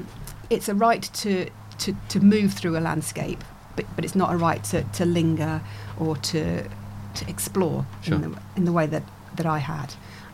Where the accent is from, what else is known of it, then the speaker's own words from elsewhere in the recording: Germany; born there; also born or lived in Northern Ireland / Warminster, England; So I was born in Germany. We did a couple of post-tours of duty in Northern Ireland in the late 70s. And then it was back to Germany again for 3 years. And then home for 3 years in Warminster on the edge of Salisbury Plain